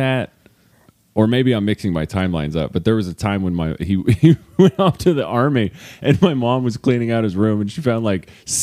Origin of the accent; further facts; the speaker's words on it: Carlisle, Kentucky, United States; I'm from Carlisle